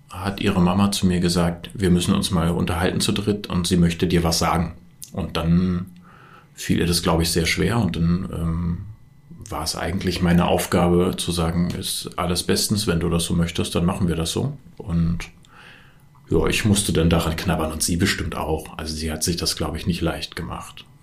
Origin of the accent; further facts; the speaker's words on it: Berlin, Germany; also ich bin aus Berlin und bin in Berlin geboren und aufgewachsen, habe vor vielen, vielen Jahren schon eine Wohnung im Prenzlauer Berg gekauft